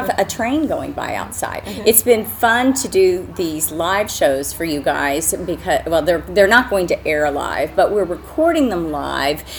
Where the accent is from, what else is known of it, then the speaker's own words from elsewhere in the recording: Amarillo, Texas, United States; now in Wyoming, United States; I grew up in Amarillo